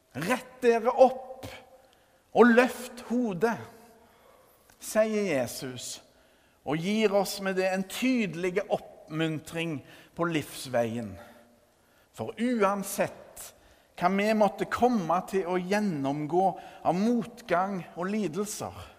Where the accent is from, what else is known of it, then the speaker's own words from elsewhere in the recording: Førre, Rogaland, Norway; hjembygda mi Førre